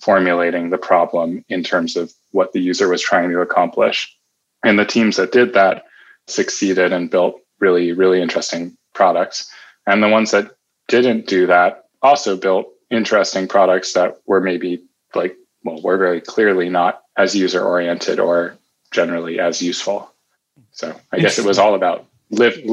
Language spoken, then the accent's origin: English; New York City, New York, United States; moved away as an adult; now in Bay Area, United States; I'm a native New Yorker, born and raised in Manhattan